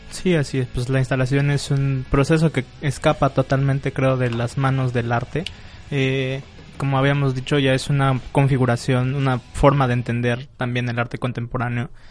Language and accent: Spanish; Venustiano Carranza, Chiapas, Mexico; recorriendo el pueblo de Venustiano Carranza, del cual soy nativo